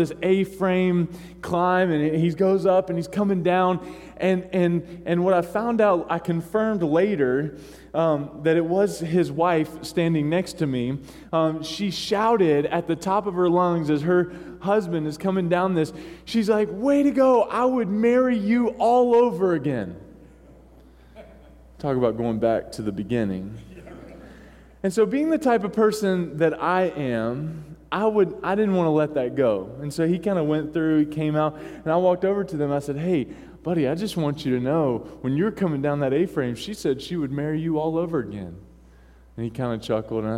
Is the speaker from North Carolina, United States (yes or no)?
yes; North Carolina, United States; moved away as an adult; now in Maine, United States; growing up in North Kakalaki